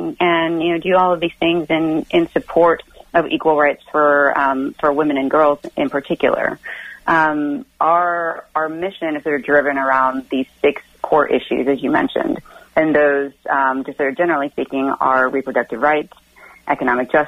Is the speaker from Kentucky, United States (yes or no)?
no; Austin, Texas, United States; moved away as an adult; now in Virginia, United States; my hometown of Austin, Texas